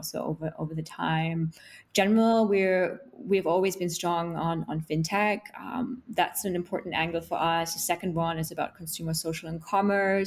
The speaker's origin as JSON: {"language": "English", "country": "Germany", "moved": "yes", "lives_now": "London, United Kingdom", "said": "I'm from Germany originally"}